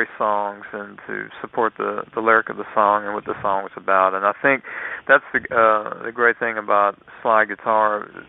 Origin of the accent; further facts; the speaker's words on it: Lafayette, Louisiana, United States; also born or lived in Mississippi; we moved to from Mississippi to Lafayette, Louisiana, when I was 7 years old